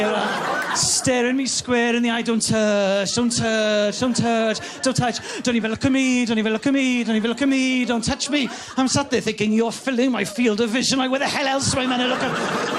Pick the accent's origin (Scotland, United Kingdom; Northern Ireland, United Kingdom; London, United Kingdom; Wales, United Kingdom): Wales, United Kingdom; I'm from Wales